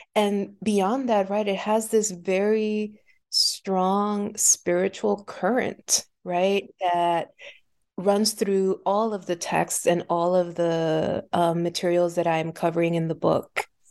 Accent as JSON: {"language": "English", "country": "Puerto Rico", "tie": "born or raised there", "moved": "yes", "lives_now": "Philadelphia, United States", "said": "I was born and raised in Puerto Rico"}